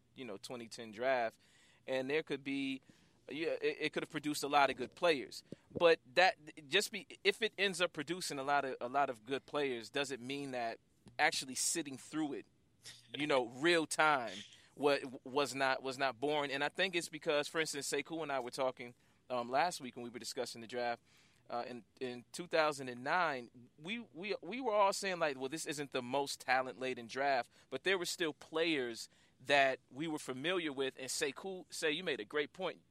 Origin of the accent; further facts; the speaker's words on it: Western New York, United States; I'm from Western New York